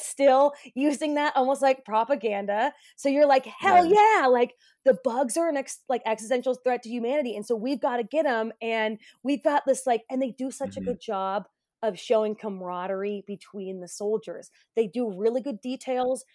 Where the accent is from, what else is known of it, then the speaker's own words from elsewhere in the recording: United States; growing up in America